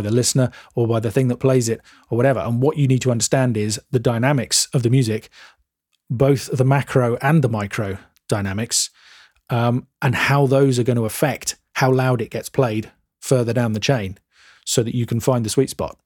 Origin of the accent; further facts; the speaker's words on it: England, United Kingdom; I'm English